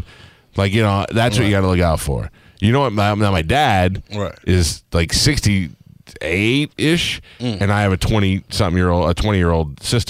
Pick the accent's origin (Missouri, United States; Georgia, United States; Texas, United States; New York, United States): New York, United States; New York City; I grew up in Staten Island, which is the white Harlem.